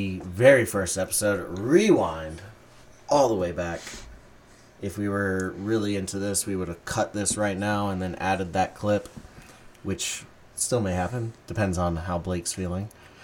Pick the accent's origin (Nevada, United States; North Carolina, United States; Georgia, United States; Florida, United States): North Carolina, United States; Wilmington; moved away as an adult; now in Raleigh, United States; I went back to my hometown of Wilmington this weekend.